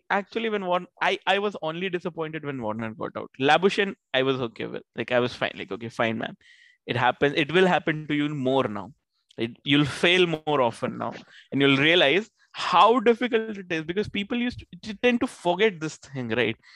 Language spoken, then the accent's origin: English; Australia; Those spells were brutal to watch as an Aussie fan